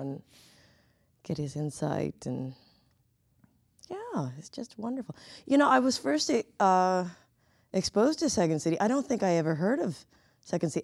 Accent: Southern California, United States; moved away as an adult; now in Chicago, United States; I come from Southern California

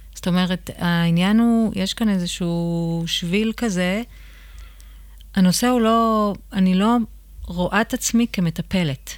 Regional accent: Israel; גדלתי בקיבוץ

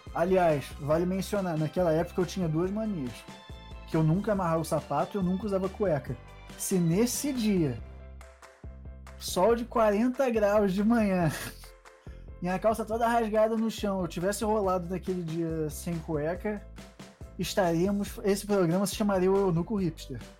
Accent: Rio de Janeiro, Brazil; moved away; quando eu saí do Rio de Janeiro para vir morar num lugar frio onde eu preciso de touca

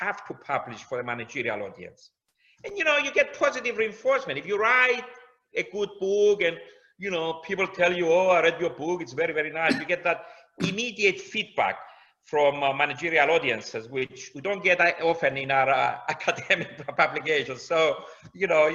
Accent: Cyprus; moved away as an adult; now in London, United Kingdom; I come from Cyprus.

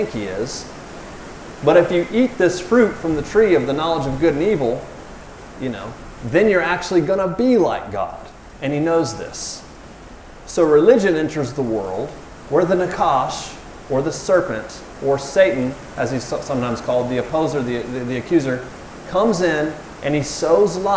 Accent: the South, United States; I'm from the South

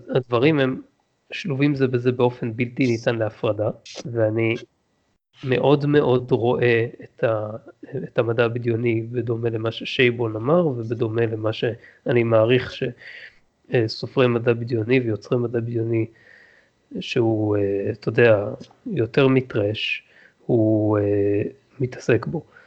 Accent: Israel; לנו כישראלים

